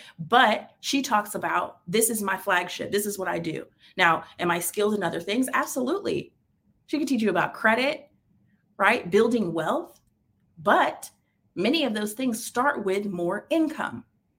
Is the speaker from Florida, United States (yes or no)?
yes; Tampa, Florida, United States; Oh, well, I'm in Tampa, born and raised in Tampa. I have lived in a few places. My career has taken me across the world.